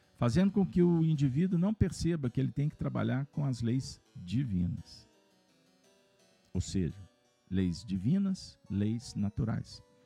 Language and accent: Portuguese; Minas Gerais, Brazil; eu sou mineiro